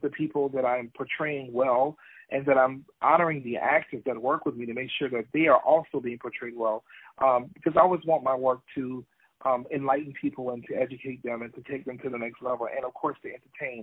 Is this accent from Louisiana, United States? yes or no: yes; Louisiana, United States; now in Atlanta, United States; I'm originally from Louisiana